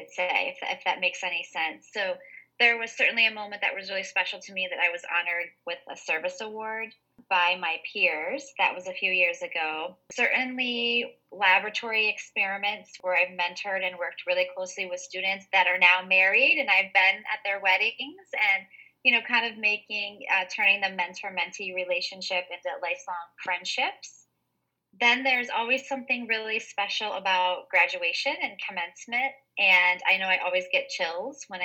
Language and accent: English; Ohio, United States; moved away as an adult; now in Vermont, United States; I grew up in Ohio, I grew up in the Midwest